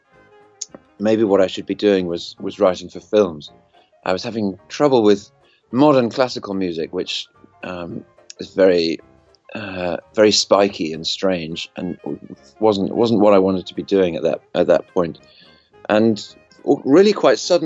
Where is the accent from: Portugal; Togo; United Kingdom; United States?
United Kingdom; moved away; I grew up in the UK, as you can tell from my accent